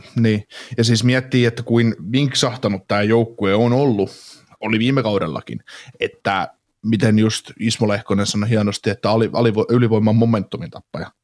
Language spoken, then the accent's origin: Finnish; Kaarina, Southwest Finland, Finland; accent: Turku; Miten voi kaarinalainen ihminen puhua turkua?